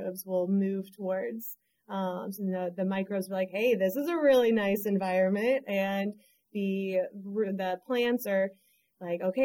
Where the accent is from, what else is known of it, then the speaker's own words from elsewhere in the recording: St. Louis, Missouri, United States; now in North Carolina, United States; I grew up in St. Louis, Missouri. So smack dab in the middle of the country